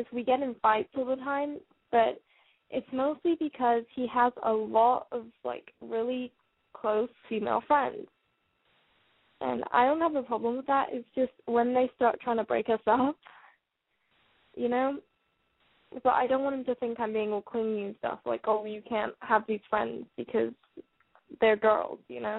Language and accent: English; United Kingdom; now in Arkansas, United States; Oh, I'm calling from Arkansas. I'm just British.